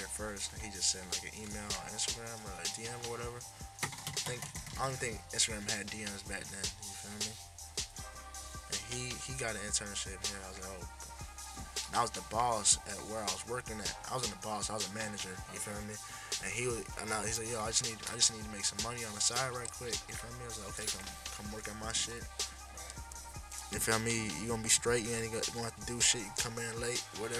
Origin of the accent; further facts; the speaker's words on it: Pembroke Pines, Florida, United States; now in North Miami, United States; I was born in North Miami. Lived there until I was like 5, and I moved to Pembroke Pines.